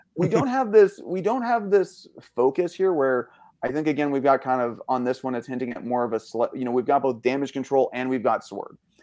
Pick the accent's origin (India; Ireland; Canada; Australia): Canada; so being Canadian